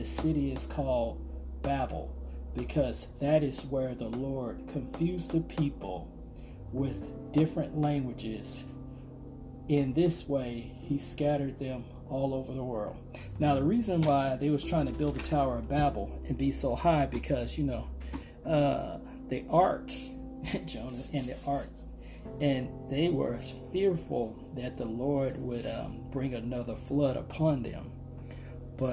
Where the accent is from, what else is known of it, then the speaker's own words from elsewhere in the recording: Arkansas, United States; I remember growing up being in the fields. I'm from Arkansas